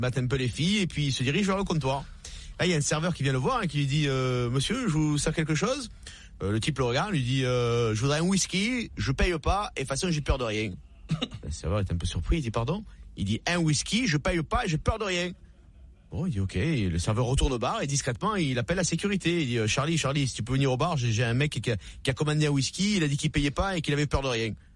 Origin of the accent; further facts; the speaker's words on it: Marseille, Provence-Alpes-Côte d'Azur, France; comme on dit chez nous à Marseille